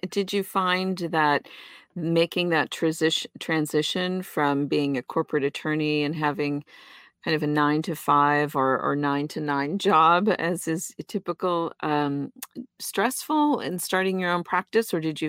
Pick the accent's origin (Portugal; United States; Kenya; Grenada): Portugal; born there; I was born in Portugal.